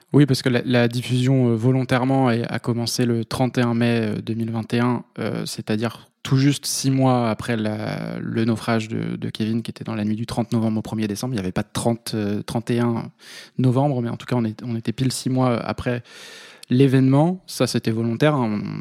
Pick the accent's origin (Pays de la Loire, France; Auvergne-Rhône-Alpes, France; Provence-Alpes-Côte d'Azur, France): Pays de la Loire, France; Vendée; moved away as an adult; also born or lived in Toulouse; now in Paris, France; je suis originaire de Vendée